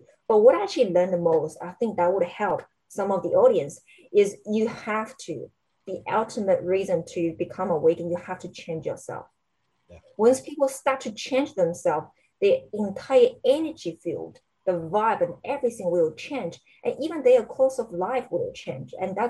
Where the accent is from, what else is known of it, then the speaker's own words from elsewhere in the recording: China; English is a second language; If I'm American, if I'm Canadian, I can say bloody anything I want to say, right? But I'm a Chinese.